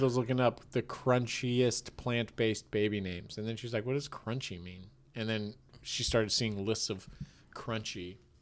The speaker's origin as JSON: {"language": "English", "town": "Tiburon", "region": "California", "country": "United States", "tie": "born or raised there", "said": "I grew up in Tiburon."}